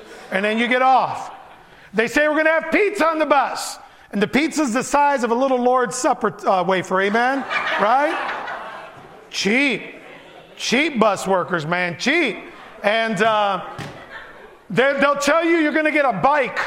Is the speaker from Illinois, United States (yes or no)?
yes; Chicago, Illinois, United States; born or raised there; first language Spanish; English is a second language; also born or lived in Puerto Rico / Barranquitas, Puerto Rico